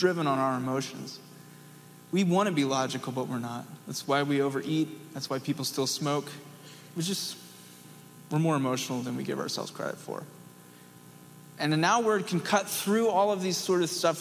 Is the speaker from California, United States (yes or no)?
no; East Tennessee, United States; I'm from East Tennessee